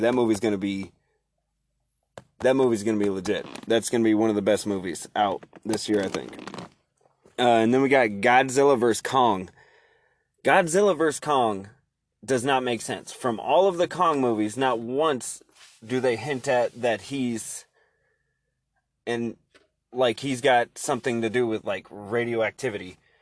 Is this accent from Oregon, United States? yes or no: yes; Oregon, United States; I'm from Oregon